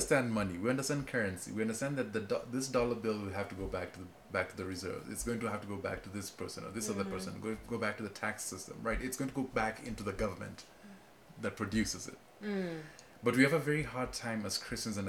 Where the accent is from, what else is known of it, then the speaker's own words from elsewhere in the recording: Kenya; now in United States; I speak as a Kenyan